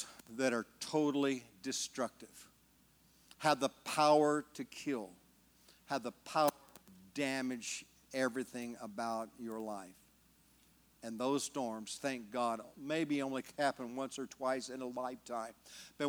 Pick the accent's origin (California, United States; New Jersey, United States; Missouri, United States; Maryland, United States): California, United States; now in Oklahoma, United States; I'm from California. My friends never could understand why I moved to Oklahoma